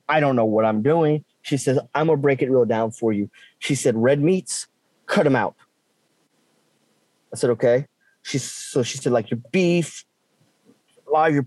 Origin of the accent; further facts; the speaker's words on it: South Louisiana, United States; growing up in South Louisiana, we have some type of meat protein every, at least every night for supper